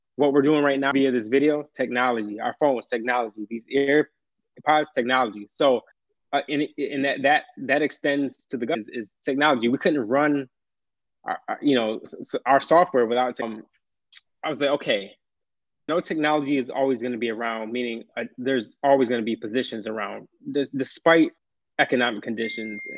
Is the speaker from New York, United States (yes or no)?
yes; upstate New York, United States; I've been actually from upstate uh, New York, so way upstate.